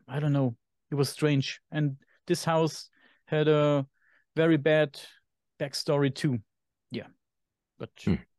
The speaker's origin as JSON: {"language": "English", "country": "Germany", "accent": "German", "second_language": "English", "said": "my German accent"}